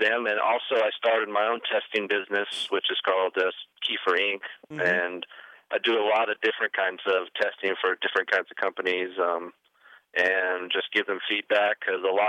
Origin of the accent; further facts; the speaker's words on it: Hesperia, California, United States; I grew up in Hesperia, California